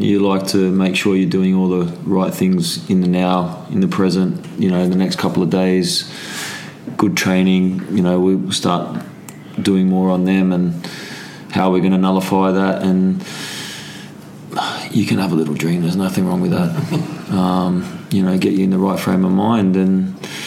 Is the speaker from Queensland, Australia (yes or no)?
no; Sydney, New South Wales, Australia; moved away as an adult; now in England; Sydney, my hometown